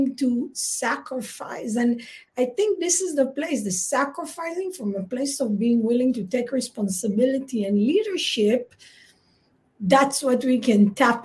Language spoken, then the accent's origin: English; Israel; you and I grew up in Israel.